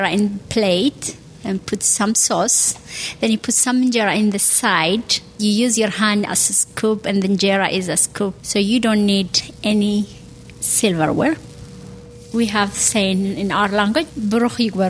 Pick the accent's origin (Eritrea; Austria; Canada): Eritrea; now in South Burlington, United States; I am from Eritrea, from East Africa, but I live in Vermont in South Burlington